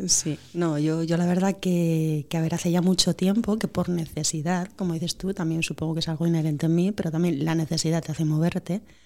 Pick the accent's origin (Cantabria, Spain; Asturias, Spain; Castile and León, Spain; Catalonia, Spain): Asturias, Spain; Oviedo; Yo soy de Oviedo